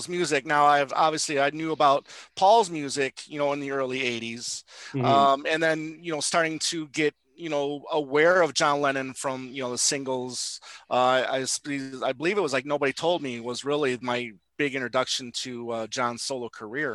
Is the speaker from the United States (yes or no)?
yes; Michigan, United States; growing up in Michigan, my mom and dad were huge Motown fans.